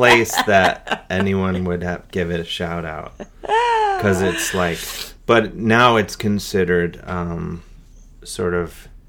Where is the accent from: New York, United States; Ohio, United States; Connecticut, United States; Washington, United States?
Ohio, United States; Cleveland; born or raised there